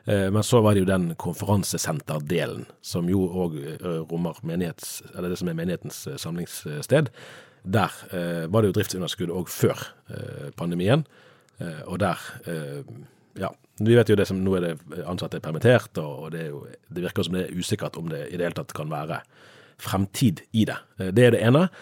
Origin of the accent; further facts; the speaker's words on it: Sunnmøre, Møre og Romsdal, Norway; jeg er jo sunnmøring